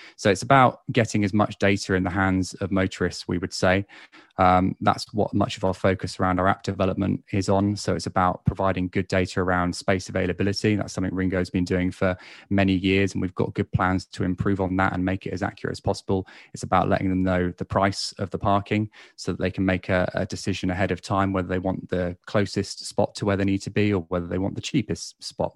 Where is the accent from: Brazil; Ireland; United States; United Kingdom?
United Kingdom; Basingstoke, South East England; my hometown in Basingstoke